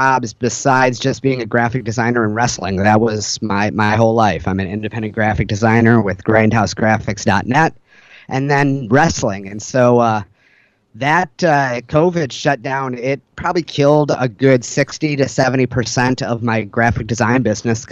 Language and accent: English; Detroit, Michigan, United States; now in Portland, United States; growing up in Detroit, I've dealt with police brutality